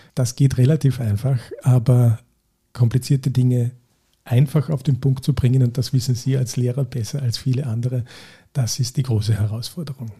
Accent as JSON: {"language": "German", "town": "St. Veit an der Glan", "region": "Carinthia", "country": "Austria", "tie": "born or raised there", "said": "ich komme aus Kärnten, aus St. Veit an der Glan"}